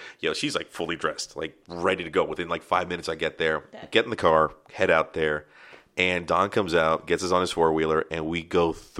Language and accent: English; the South, United States; accent: southern; my southern accent came out right there.